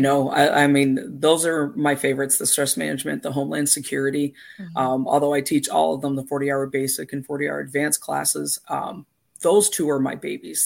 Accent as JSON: {"language": "English", "country": "Canada", "tie": "born or raised there", "moved": "as an adult", "lives_now": "United States", "said": "I'm originally from Canada"}